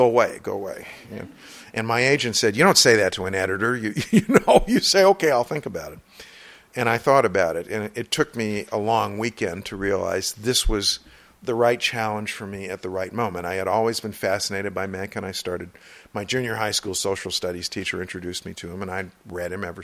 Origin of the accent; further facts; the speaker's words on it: southeast Missouri, United States; my hometown, which is in southeast Missouri